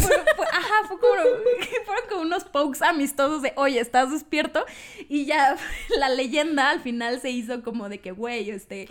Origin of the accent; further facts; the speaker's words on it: Cancún, Quintana Roo, Mexico; now in Mexico City, Mexico; Yo soy del, del bello estado de Quintana Roo, soy de Cancún